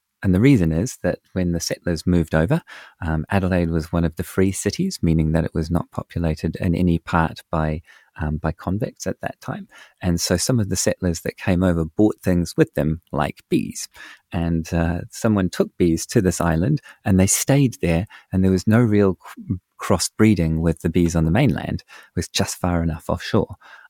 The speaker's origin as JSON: {"language": "English", "country": "New Zealand", "said": "As a Kiwi"}